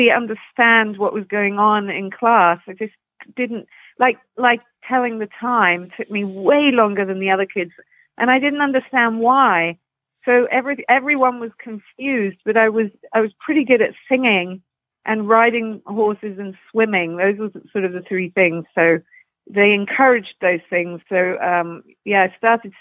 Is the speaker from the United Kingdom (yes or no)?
yes; London, United Kingdom; now in Canada; I grew up in Putney, which is just on the outskirts, kind of southwest London, and near Surrey, which is a sort of horse country